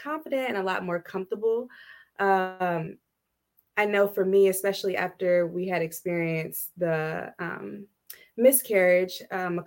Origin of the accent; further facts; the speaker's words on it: Texas, United States; moved away as an adult; now in Ohio, United States; I am originally from Texas, moved to Ohio in 2014